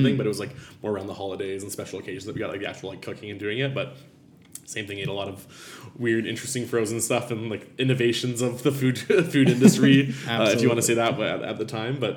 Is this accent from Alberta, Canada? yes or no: no; Abbotsford, British Columbia, Canada; a little fine dining restaurant in my hometown in Abbotsford, BC